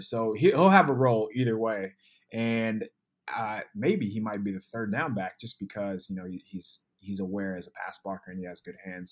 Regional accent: San Diego, California, United States; I was born in San Diego

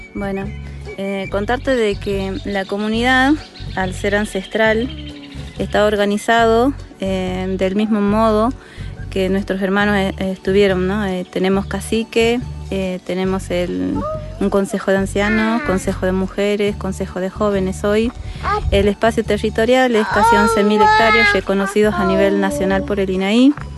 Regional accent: Diaguita, Salta, Argentina; no somos colla pero sí diaguitas

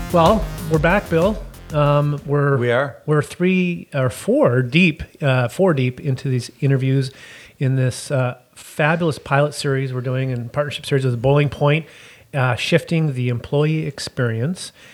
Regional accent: Canada

